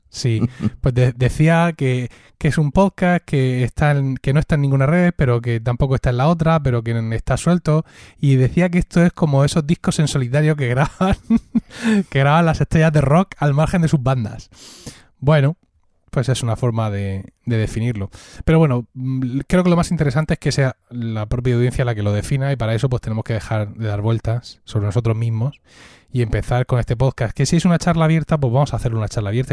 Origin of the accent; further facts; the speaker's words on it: Blanca, Region of Murcia, Spain; Blanca, que es de donde yo soy, pueblo de Murcia